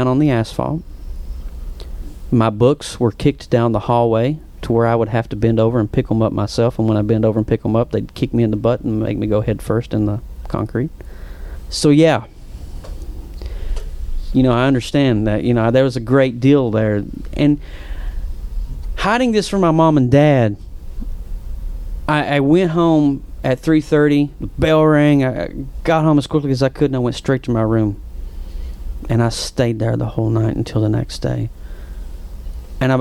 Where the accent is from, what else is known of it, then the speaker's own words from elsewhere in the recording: Whitesburg, Kentucky, United States; accent: Appalachian; mom was a homemaker, dad was a coal miner, 30 some years in the coal mines, right in the foothills of the Appalachians, right in good old Whitesburg, Kentucky